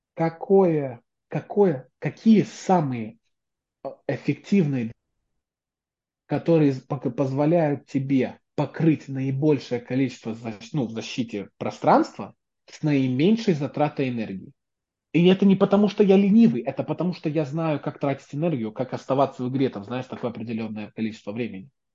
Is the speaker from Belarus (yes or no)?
yes; Belarus; now in United States; тут сижу я, человек, который из Беларуси